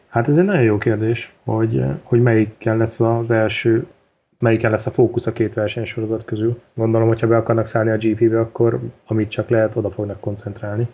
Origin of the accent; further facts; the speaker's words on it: Hungary; mi kicsit olyanok vagyunk, hogy nekünk semmi nem tetszik, mert magyarok vagyunk